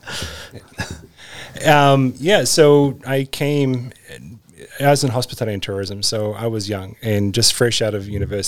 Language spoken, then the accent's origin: English; Christchurch, Canterbury, New Zealand; moved away as an adult; now in Alaska, United States; I'm from New Zealand originally